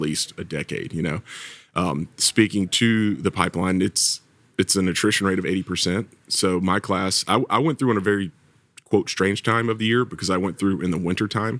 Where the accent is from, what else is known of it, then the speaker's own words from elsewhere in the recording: Georgia, United States; accent: Southern; moved away as an adult; now in Virginia Beach, United States; I'm from Georgia. You might still hear a little bit of Southern accent in there somewhere